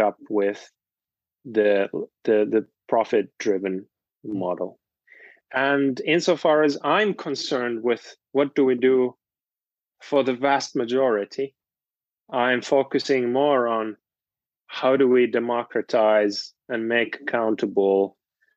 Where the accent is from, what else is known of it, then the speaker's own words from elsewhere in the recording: Finland; moved away; I'm from Finland originally, and there are lots of co-ops